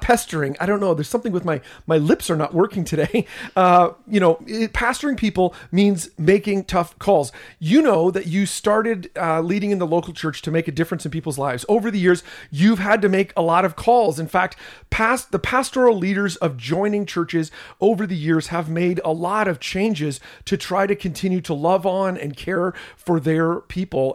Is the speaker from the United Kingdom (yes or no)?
no; Canada; I'm a Canadian